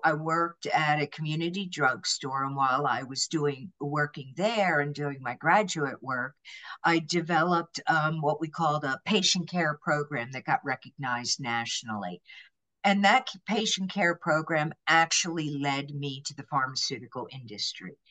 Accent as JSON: {"language": "English", "town": "Lansdale", "region": "Pennsylvania", "country": "United States", "tie": "born or raised there", "also_born_or_lived": "New Mexico", "said": "I was born and raised in Lansdale, Pennsylvania"}